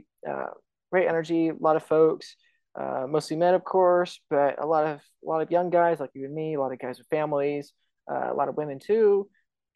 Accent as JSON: {"language": "English", "country": "United States", "said": "I'm an American"}